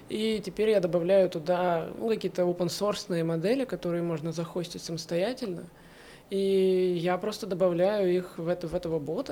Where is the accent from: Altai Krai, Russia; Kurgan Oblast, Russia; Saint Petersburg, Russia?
Saint Petersburg, Russia; moved away as an adult; now in Haifa, Israel; я из города, я из Петербурга, кстати, я всю жизнь там прожила в большом городе